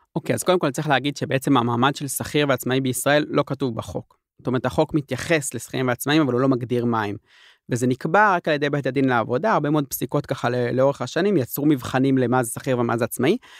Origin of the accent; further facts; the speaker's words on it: Jerusalem, Jerusalem District, Israel; אני ירושלמי